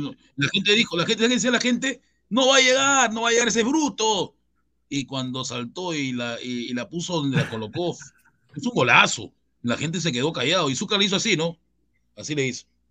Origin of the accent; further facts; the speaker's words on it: Chincha Alta, Ica, Peru; Yo soy de Chincha